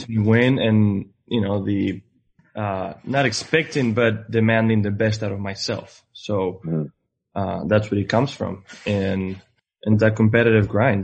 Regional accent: Spain; moved away as an adult; I'm coming from Spain. Uh, I grew up in a town with 1,200 people

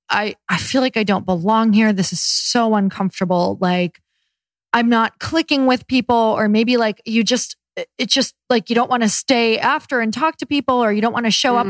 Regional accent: Michigan, United States; I'm from Michigan

